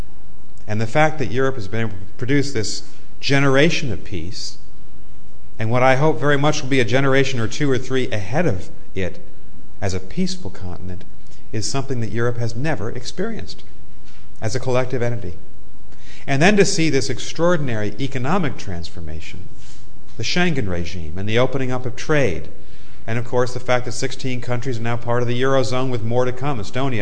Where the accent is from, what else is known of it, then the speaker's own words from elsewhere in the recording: United States; as an American, former government official, now professor